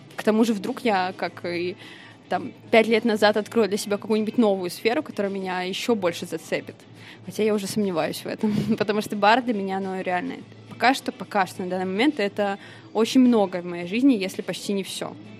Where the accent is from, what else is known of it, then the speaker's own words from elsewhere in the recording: Vladimir, Vladimir Oblast, Russia; now in Saint Petersburg, Russia; я родилась как бы в Владимире